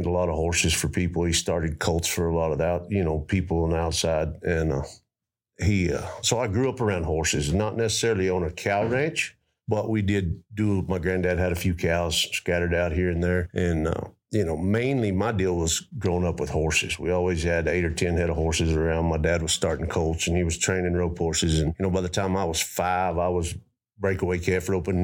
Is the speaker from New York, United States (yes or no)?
no; Roby, Texas, United States; I grew up in Roby, Texas.